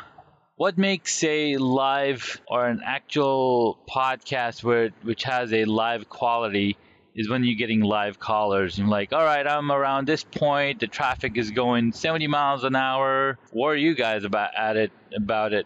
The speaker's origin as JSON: {"language": "English", "region": "California", "country": "United States", "tie": "born or raised there", "said": "Growing up in California"}